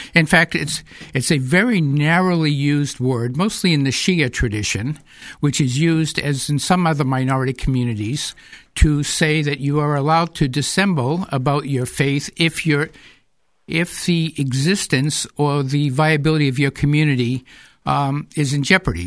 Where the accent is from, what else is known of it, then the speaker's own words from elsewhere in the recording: Manchester, New Hampshire, United States; I was born and raised here. My parents were from Lebanon. I was part of the Lebanese immigrant community in Manchester